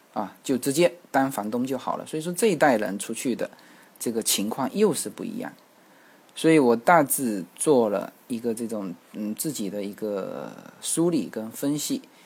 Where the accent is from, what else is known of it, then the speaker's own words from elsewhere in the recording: China; 我们大陆这边